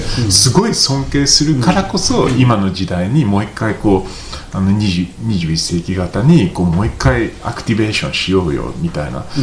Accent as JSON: {"language": "Japanese", "region": "Tokyo", "country": "Japan", "tie": "born or raised there", "also_born_or_lived": "London", "moved": "as an adult", "lives_now": "Nagano, Japan", "said": "東京生まれで東京に長年、まあ、ロンドンとか住んでて、うん、でこう13年前にこう、まあ、長野に来て"}